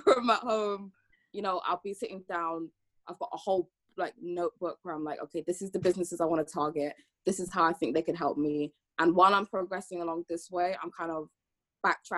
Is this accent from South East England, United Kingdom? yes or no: no; London, United Kingdom; also born or lived in Antigua and Barbuda; I'm half Antiguan, half Jamaican, and I'm from London